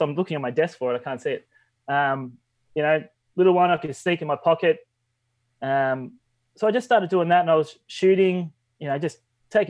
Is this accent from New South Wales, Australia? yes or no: no; Melbourne, Victoria, Australia; I'm from Melbourne, Australia.